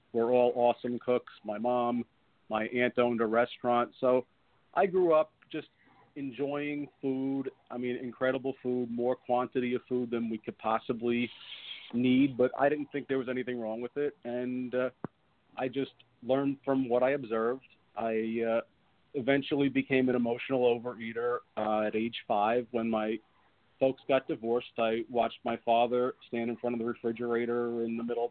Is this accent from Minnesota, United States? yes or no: no; New York, United States; I grew up in New York.